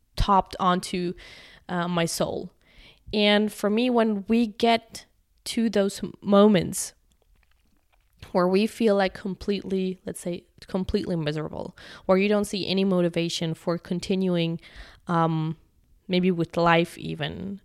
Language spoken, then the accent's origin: English; Germany; moved away; I'm from Germany